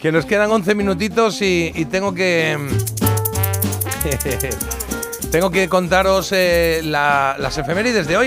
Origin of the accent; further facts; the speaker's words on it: Spain; como buen español